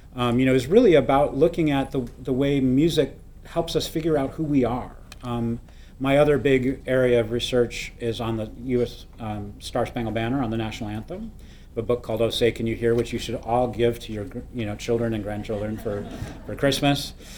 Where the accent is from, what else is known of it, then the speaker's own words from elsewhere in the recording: Ann Arbor, Michigan, United States; to be in my hometown at one of the you know great universities of the world